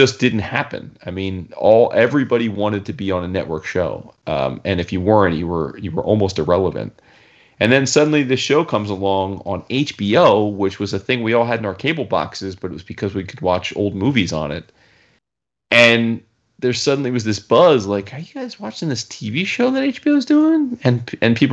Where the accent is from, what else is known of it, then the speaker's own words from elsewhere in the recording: New Jersey, United States; growing up, born and raised in Jersey